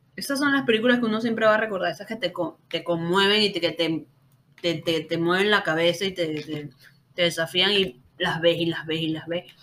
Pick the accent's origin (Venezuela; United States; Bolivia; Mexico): Venezuela; Caracas, Capital District; yo soy de Caracas, Venezuela